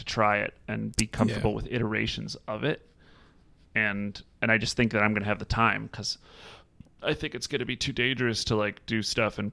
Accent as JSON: {"language": "English", "area": "North Shore", "region": "Illinois", "country": "United States", "tie": "born or raised there", "said": "I grew up on the North Shore"}